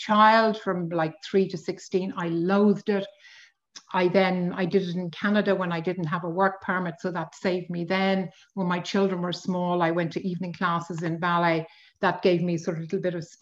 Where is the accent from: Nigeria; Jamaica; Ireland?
Ireland; Dublin, Leinster; also born or lived in London; I was born in Dublin quite a long time ago of Anglo-Polish parents.